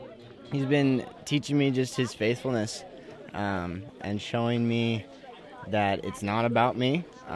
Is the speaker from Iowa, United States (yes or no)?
yes; Arthur, Iowa, United States; I'm from Arthur, Iowa.